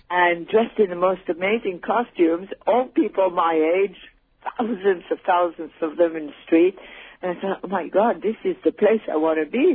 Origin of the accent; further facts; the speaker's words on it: Paris, Île-de-France, France; also born or lived in Switzerland / United States; now in Spain; I was born in Switzerland. My mother um, was Polish. My father was British, and I grew up in Paris